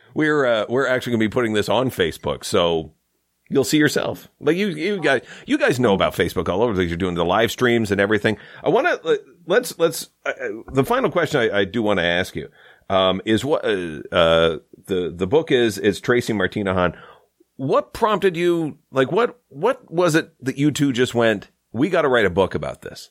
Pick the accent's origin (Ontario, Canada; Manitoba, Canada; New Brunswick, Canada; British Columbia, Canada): Ontario, Canada; Saint Lawrence River; also born or lived in Toronto; I grew up on the Saint Lawrence River